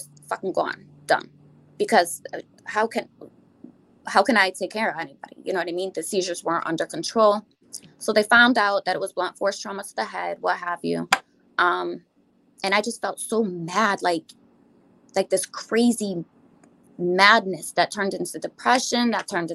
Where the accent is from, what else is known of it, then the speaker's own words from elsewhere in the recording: New York, United States; I'm from New York